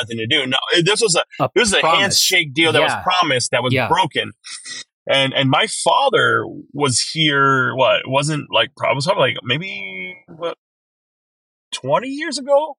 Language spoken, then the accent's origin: English; Wisconsin, United States; moved away as an adult; also born or lived in Ban Vinai refugee camp, Thailand / St. Paul, Minnesota; now in Twin Cities, United States; I grew up in Wisconsin. I did my middle school, high school years there, did my college years there, and then moved up to the Twin Cities like 12 years ago